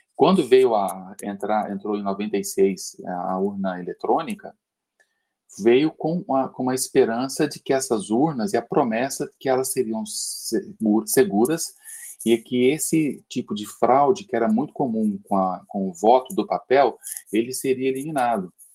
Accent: Uberlândia, Minas Gerais, Brazil; now in São Paulo, Brazil; eu sou de Uberlândia, né? moro em São Paulo, mas eu sou de Uberlândia, e lá tinha alguns amigos que participavam da eleição e contratava a gente como adolescente

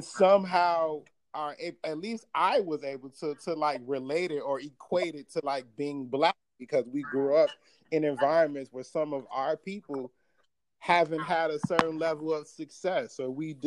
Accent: Chicago, Illinois, United States; growing up in Chicago, and like being from West Town, like on the mm-hmm. near northwest side.

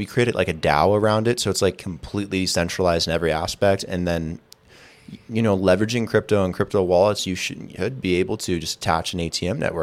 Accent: Las Vegas, Nevada, United States; moved away; I'm from Vegas originally

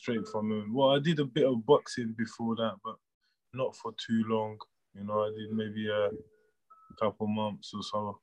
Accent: Paris, Île-de-France, France; now in United Kingdom; Born and raised in Paris, France. And moved to the UK in 2005

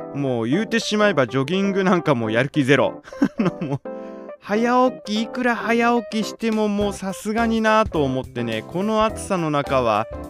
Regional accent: Chofu, Tokyo, Japan; 私の実家のその調布調布

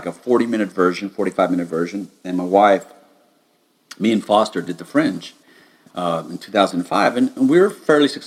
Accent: United States; being an American

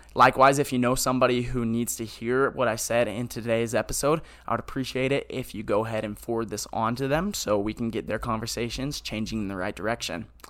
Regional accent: Hemet, California, United States; I'm from Hemet, California.

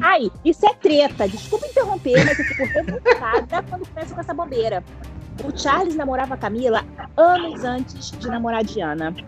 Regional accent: Rio de Janeiro, Brazil; Nós, como, enquanto cariocas

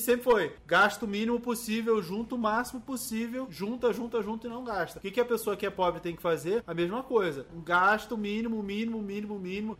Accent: Rio de Janeiro, Brazil; eu sou nascido e criado na favela. Eu sou lá do Turano, lá no Rio de Janeiro.

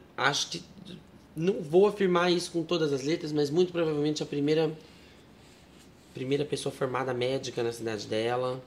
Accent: Sarutaiá, São Paulo, Brazil; born or raised there; also born or lived in Marília

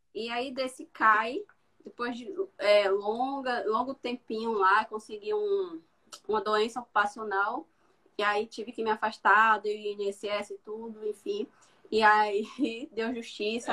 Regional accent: southern Bahia, Brazil; moved away; eu sou do sul da Bahia

